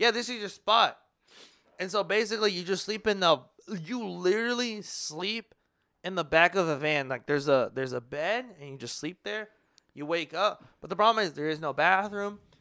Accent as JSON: {"language": "English", "region": "Midwest", "country": "United States", "said": "We're from, we're from the Midwest"}